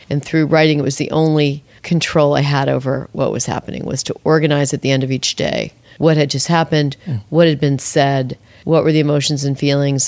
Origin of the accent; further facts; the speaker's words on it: Albany, New York, United States; I had been to so few places growing up in Albany, New York.